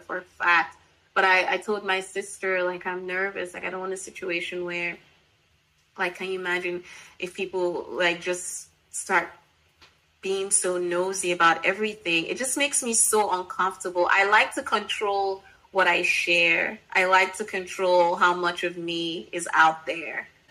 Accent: Nigeria; me being Nigerian

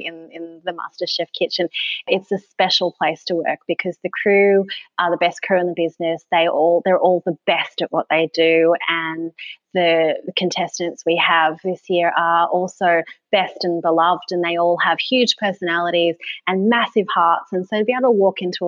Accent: Sydney, New South Wales, Australia; moved away as an adult; also born or lived in Tasmania; growing up in Sydney is very much a place that awards being hard and shiny

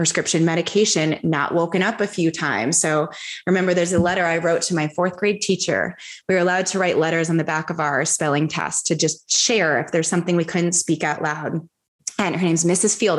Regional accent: United States; I grew up in America

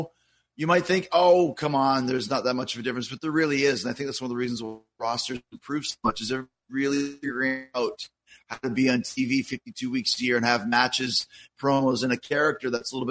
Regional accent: Winnipeg, Manitoba, Canada; I grew up in Winnipeg

